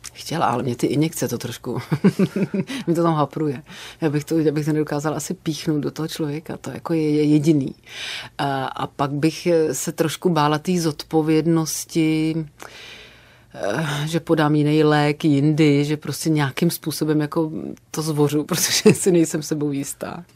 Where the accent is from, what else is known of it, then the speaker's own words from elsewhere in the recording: Sokolov, Karlovy Vary Region, Czechia; moved away; also born or lived in Prague / village near Prague; já mám dětství jako šílený nářezy od kluků, který bydleli u nás jako v Sokolově